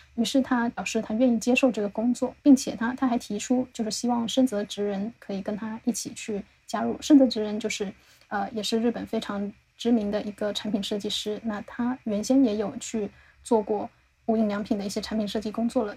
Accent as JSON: {"language": "Chinese", "area": "the South", "region": "southern China", "country": "China", "said": "我们是南方人，我是没有，没有怎么见过雪"}